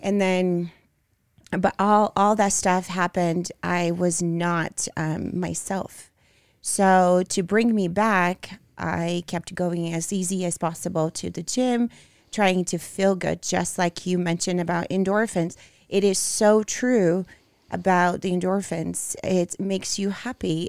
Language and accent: English; Brazil; English is a second language; moved away; I grew up in Brazil